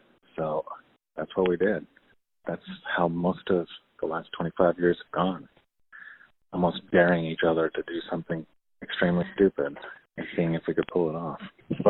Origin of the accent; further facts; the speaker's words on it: San Diego, California, United States; I'm an artist from San Diego